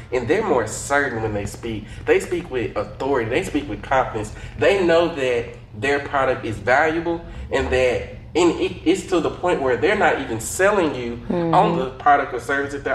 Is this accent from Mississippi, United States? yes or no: yes; Jackson, Mississippi, United States; I'm especially proud to be from Jackson, Mississippi. Like I've been born, raised, paid in Jackson.